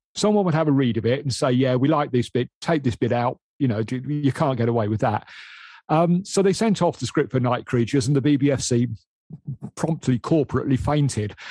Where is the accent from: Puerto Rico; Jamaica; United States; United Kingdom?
United Kingdom; Midlands; I'm from the Midlands. I can barely speak English.